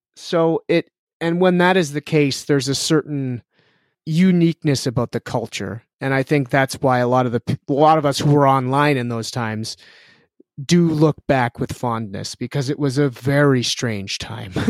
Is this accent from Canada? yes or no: yes; Canada; we're Canadian